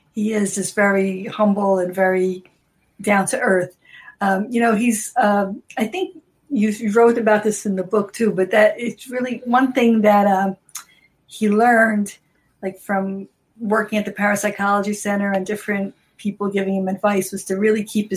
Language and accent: English; Newark, New Jersey, United States; also born or lived in Brazil; We grew up in Newark and walking the city streets like this